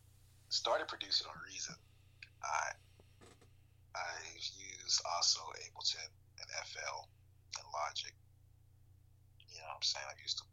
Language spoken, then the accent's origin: English; Arkansas, United States; I'm of course from the South, from Arkansas. So like I grew up Southern Baptist in the church.